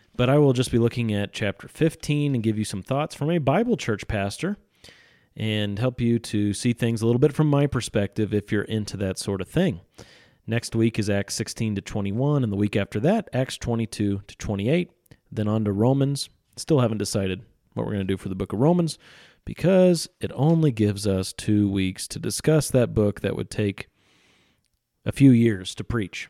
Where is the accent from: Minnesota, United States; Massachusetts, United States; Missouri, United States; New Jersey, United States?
Missouri, United States; central; my hometown, out in the country in central Missouri